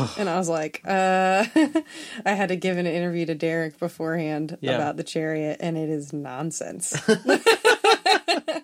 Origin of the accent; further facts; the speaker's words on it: Connecticut, United States; I'm from Connecticut.